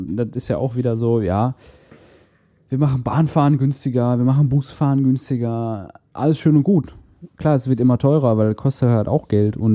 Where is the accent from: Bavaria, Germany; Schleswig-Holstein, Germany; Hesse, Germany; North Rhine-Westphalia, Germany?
North Rhine-Westphalia, Germany; Castrop-Rauxel; Ich bin immer von, von Kastrop, von meiner Heimatstadt aus nach Essen gependelt.